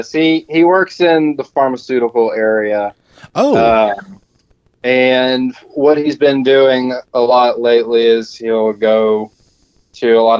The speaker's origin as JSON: {"language": "English", "town": "Little Rock", "region": "Arkansas", "country": "United States", "tie": "born there", "said": "Uh, I was born right here in Little Rock uh"}